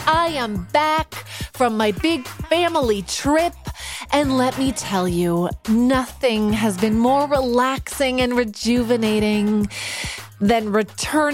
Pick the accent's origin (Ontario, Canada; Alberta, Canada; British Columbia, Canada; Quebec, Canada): British Columbia, Canada; Vancouver; moved away; my hometown of Vancouver